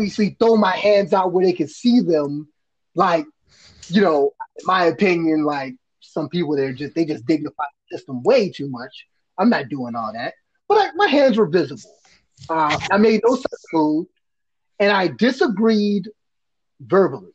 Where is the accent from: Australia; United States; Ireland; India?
United States; Washington, District of Columbia; I'm from Northwest DC. It's called Uptown, right? 1-4 zone.